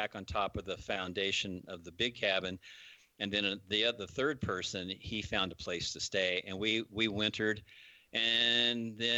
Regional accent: Kansas, United States; moved away as an adult; also born or lived in Fernwood, Idaho; coming from the flatlands of Kansas

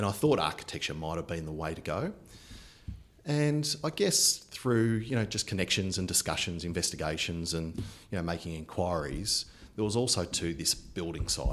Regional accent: Geelong, Victoria, Australia; also born or lived in Ballarat; I was born in Ballarat, so hence there's a connection there with the Ballarat, but moved to Geelong when I was 2 or 3 years old. Went to primary school at St. Anthony's Primary School in Hamlin Heights

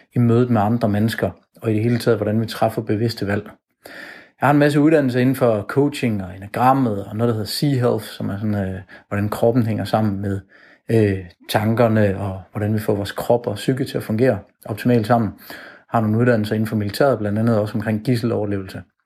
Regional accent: Jutland, Denmark; now in Copenhagen, Denmark; Jeg kommer fra Jylland af, men øh, jeg bor nu i København

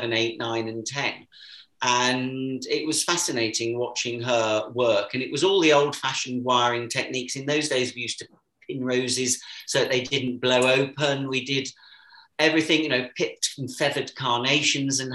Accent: Warwick, West Midlands, United Kingdom; moved away; I was born and brought up in Warwick, where my parents still live

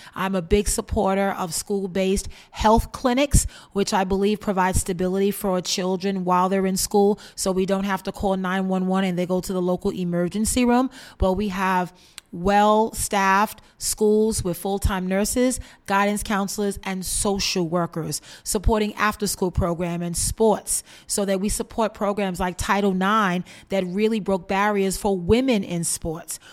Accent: New York City, New York, United States; I was born and raised in Bed-Stuy, Brooklyn

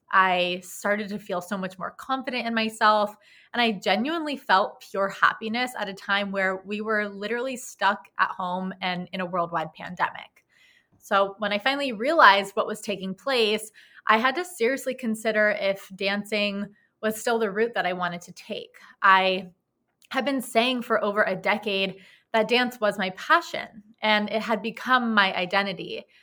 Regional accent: Los Angeles, California, United States; also born or lived in New York; I was born and raised in Los Angeles, California, where I am presently living as of right now.

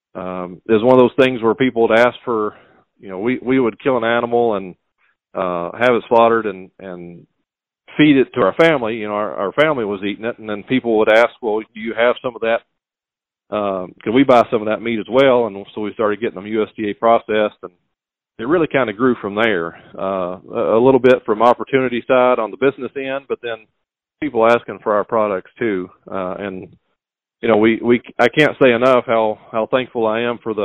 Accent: Monticello, Kentucky, United States; now in Boyle County, Kentucky, United States; I grew up in the Monticello area around Lake Cumberland, and my father farmed

